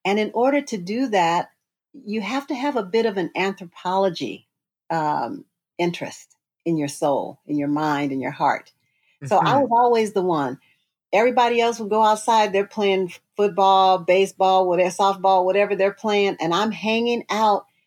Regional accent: San Francisco, California, United States; I was born in Western Addition, San Francisco

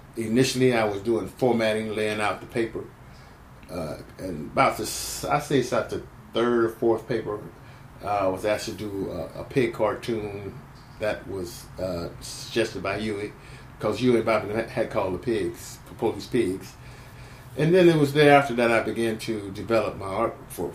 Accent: San Francisco, California, United States; also born or lived in Grand Rapids, Michigan, United States; I came to the Bay Area as a young person, a kid, uh, when I was in 1951, about 1951. Uh, um, about seven, eight, going on eight years of age

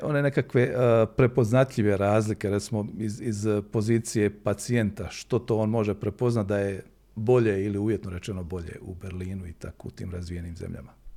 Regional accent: Herzegovina, Bosnia & Herzegovina; kod nas u Hercegovini

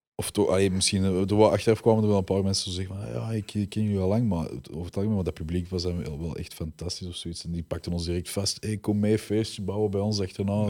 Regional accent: Belgium; We zijn echt wel Belgen met roots

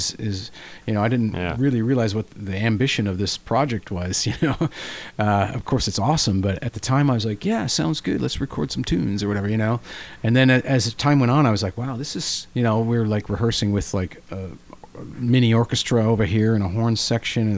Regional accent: Michigan, United States; I'm from Michigan

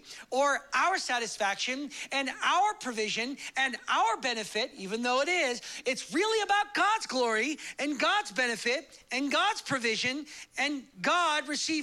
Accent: United States; I'm American and I like loud church.

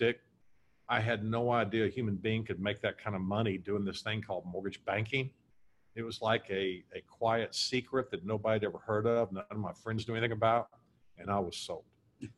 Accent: Dallas, Texas, United States; also born or lived in Corpus Christi, Texas; I was born and raised in Dallas, Texas

